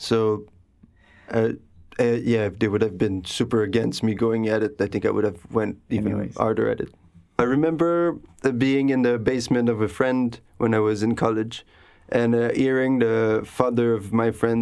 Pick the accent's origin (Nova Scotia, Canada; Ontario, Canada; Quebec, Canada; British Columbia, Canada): Quebec, Canada; Gatineau; moved away as an adult; also born or lived in Louiseville, Quebec; now in Montreal, Canada; I was born in Trois-Rivières, near Trois-Rivières in Louisville, actually. And then I moved to Gatineau most of my childhood and adolescence